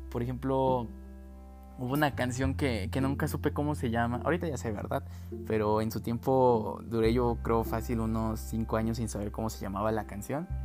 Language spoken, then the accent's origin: Spanish; Mexico; pero pues como ya les dije, como buen mexicano, hasta que nos sintamos de plano muy mal.